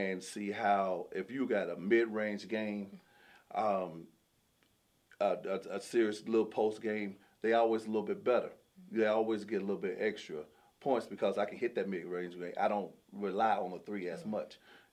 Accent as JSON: {"language": "English", "region": "Kentucky", "country": "United States", "moved": "as an adult", "said": "I'm from Kentucky. I'm from a small town in Kentucky"}